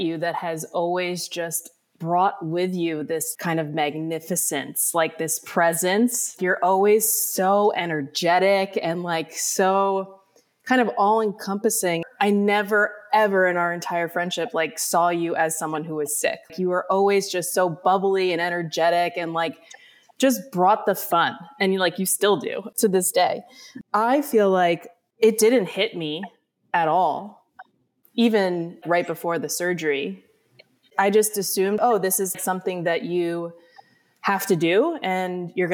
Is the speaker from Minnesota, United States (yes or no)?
no; Peekskill, New York, United States; moved away as an adult; now in California, United States; I am from New York. I grew up in Westchester in a little town called Peekskill